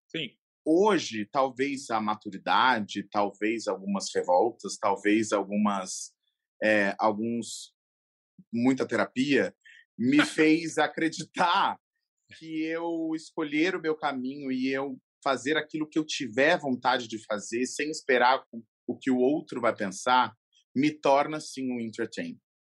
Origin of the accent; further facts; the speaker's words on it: Brazil; Eu sou brasileiro